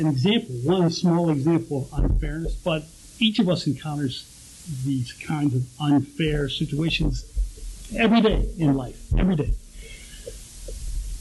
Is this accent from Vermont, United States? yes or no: no; Pittsburgh, Pennsylvania, United States; I grew up in Pittsburgh